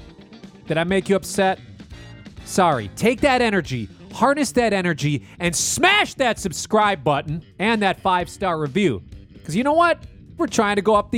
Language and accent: English; Minneapolis, Minnesota, United States; I am from Minneapolis. I grew up here. I live here now.